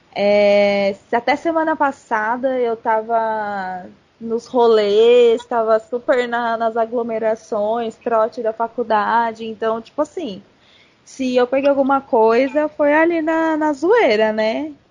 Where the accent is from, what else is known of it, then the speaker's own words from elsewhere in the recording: Santo André, São Paulo, Brazil; also born or lived in New Jersey, United States; sou de Santo André, São Paulo.